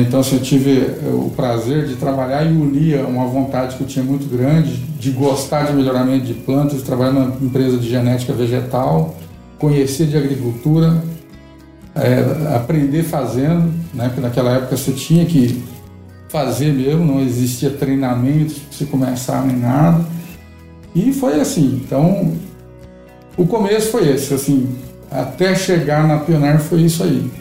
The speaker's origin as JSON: {"language": "Portuguese", "town": "Vianópolis", "region": "Goiás", "country": "Brazil", "tie": "born or raised there", "also_born_or_lived": "Silvânia / Goiânia", "said": "eu nasci praticamente na fazenda ali em Silvânia, fiquei em Vianópolis até os 14 anos e estudando. E nos 15 anos eu vim para Goiânia"}